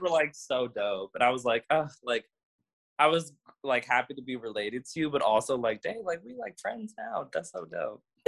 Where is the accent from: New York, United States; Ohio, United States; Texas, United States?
Ohio, United States; Cleveland; my brothers and I, we were all born and raised in Cleveland